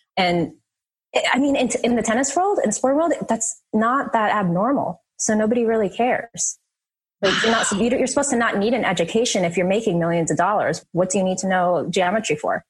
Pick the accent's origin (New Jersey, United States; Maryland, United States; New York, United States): New Jersey, United States; Jersey City; I was born in Jersey City, so this is when we were we were living up there.